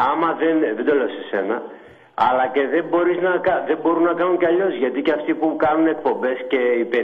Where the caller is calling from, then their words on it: Thessaloniki, Central Macedonia, Greece; από Θεσσαλονίκη που είχα πάρει